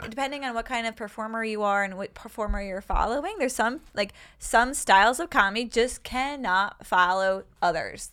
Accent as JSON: {"language": "English", "region": "New York", "country": "United States", "tie": "born or raised there", "said": "I grew up on a, like, up in, near Canada in New York"}